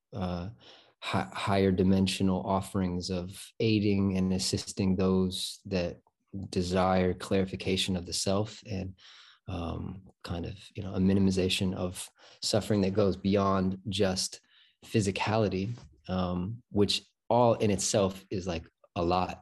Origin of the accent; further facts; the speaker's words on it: Michigan, United States; I'm born and raised in Michigan, pretty much.